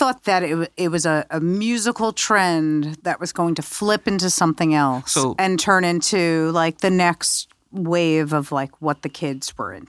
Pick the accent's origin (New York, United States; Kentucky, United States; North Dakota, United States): New York, United States; It's very different for me because I grew up in New York.